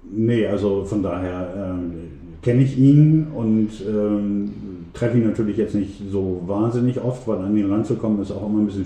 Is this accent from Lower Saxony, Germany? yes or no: yes; Emden, Lower Saxony, Germany; Ja, also ähm, fangen wir mal äh, da an, wo ich aufgewachsen bin, nämlich in ähm, der Seehafenstadt M. Da bin ich auch geboren worden. Und ähm, groß geworden bin ich im Stadtteil ähm, Transvaal.